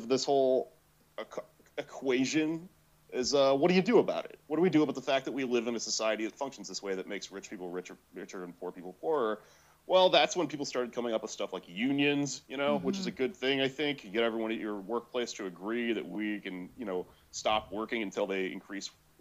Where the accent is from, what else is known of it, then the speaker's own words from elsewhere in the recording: Austin, Texas, United States; moved away as an adult; now in New York, United States; I'm from Austin